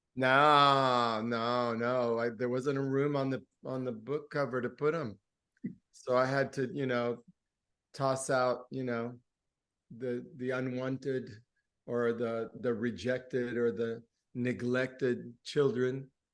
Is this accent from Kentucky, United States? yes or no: no; Miami, Florida, United States; first language Spanish; English is a second language; also born or lived in Gainesville, Florida; I grew up in the Cuban exile community, and my mother was a songwriter and a poet. So, on the weekends in our little, you know, ghetto townhouse or whatever it was, um, in Liberty City in Miami